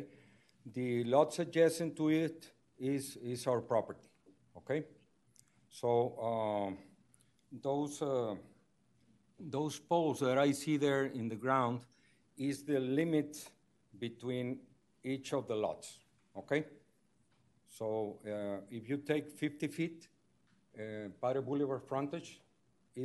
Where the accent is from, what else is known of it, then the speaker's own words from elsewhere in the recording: Monterrey, Nuevo León, Mexico; I'm also from Monterrey, Mexico